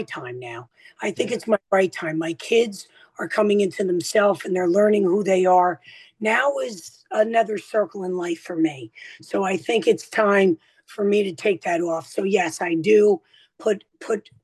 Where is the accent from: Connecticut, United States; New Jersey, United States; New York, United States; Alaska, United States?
New Jersey, United States; I'm the Italian from New Jersey